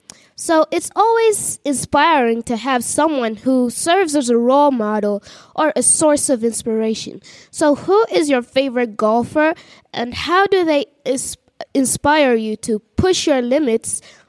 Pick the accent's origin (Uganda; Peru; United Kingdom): Uganda; from Uganda